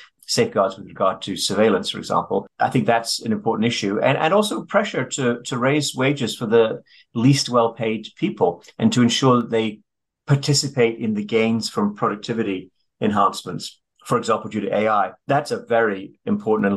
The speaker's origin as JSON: {"language": "English", "town": "Sheffield", "region": "Yorkshire and the Humber", "country": "United Kingdom", "said": "I'm from Sheffield, which is pretty close to Derby"}